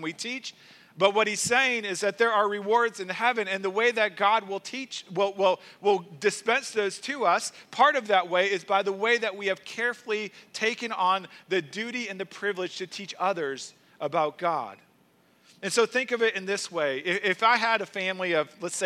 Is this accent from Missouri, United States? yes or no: yes; St. Louis, Missouri, United States; I grew up in St. Louis, Missouri, in the suburbs of St. Louis